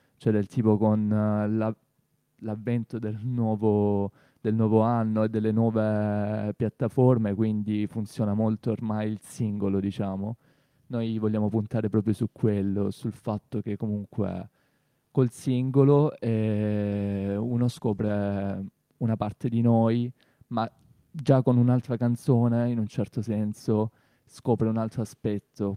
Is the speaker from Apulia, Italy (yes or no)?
yes; Torre Santa Susanna, Apulia, Italy; moved away as an adult; now in Bari, Italy; io di Torre Santa Susanna, un paese nella provincia di Brindisi sperduto